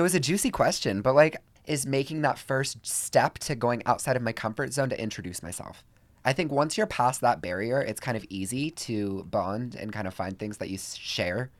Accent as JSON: {"language": "English", "region": "Georgia", "country": "United States", "moved": "yes", "lives_now": "Los Angeles, United States", "said": "I'm from Georgia"}